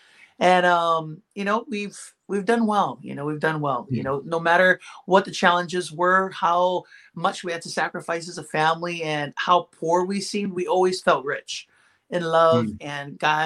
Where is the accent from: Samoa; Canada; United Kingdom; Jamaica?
Samoa; moved away; also born or lived in Idaho, United States / American Samoa / Hawaii, United States; So grew up in Samoa. And first it was American Samoa, then we moved over to Western Samoa, which is now called Samoa. And that is where my father is from.